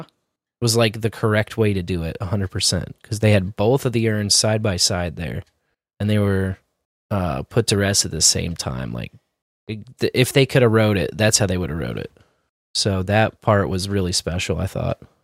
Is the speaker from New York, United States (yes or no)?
no; Kansas City, Missouri, United States; as a tribesman in Miccosay, growing up in Scouts, we had this honor camping program unique to this area called the Tribe of Miccosay